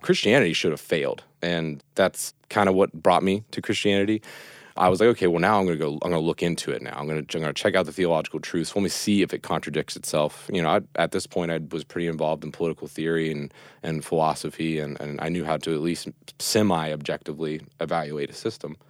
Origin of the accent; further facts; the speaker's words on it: Reynoldsville, West Virginia, United States; also born or lived in Clarksburg, West Virginia; I'm uh, West Virginia native. I was born in Reynoldville, uh, well, Clarksburg, West Virginia, and, and raised in Reynoldville, West Virginia